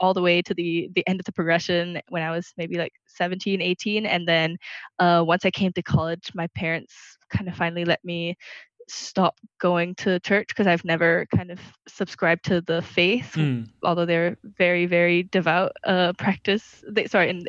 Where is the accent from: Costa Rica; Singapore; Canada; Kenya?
Singapore; moved away as an adult; also born or lived in Burma / Ireland; I actually spent my first 2 years in Burma. But outside of coming to college in first year, I basically spent the rest of my time here in Singapore. I grew up here and spent most of my life here.